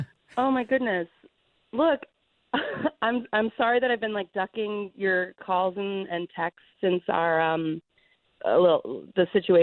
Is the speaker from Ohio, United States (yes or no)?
yes; Ohio, United States; moved away; I'm from Ohio